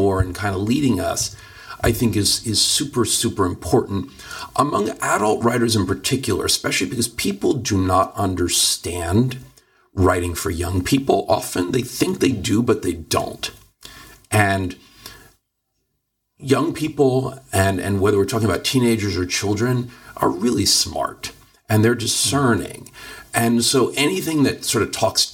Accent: Philadelphia, Pennsylvania, United States; now in Los Angeles, United States; I grew up on the East Coast in you know, relatively liberal Philadelphia.

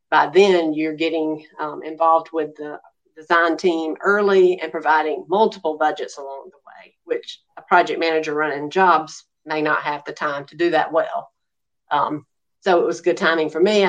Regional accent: Macon, Georgia, United States; also born or lived in Houston, Texas; came back to Macon, Georgia, my hometown.

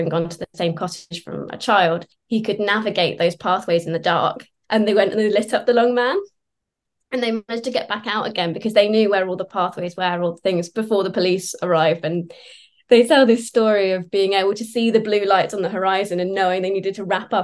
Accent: Sussex, South East England, United Kingdom; born or raised there; also born or lived in London

